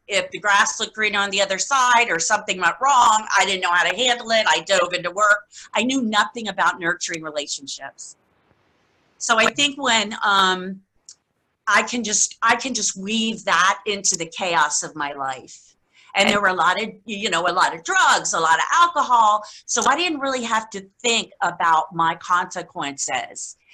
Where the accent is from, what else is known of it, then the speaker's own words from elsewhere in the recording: Key West, Florida, United States; I was born and raised in Key West, Florida